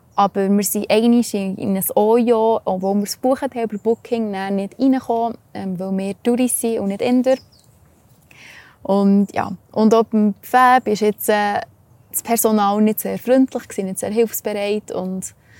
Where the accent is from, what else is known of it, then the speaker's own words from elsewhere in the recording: Switzerland; bei uns in der Schweiz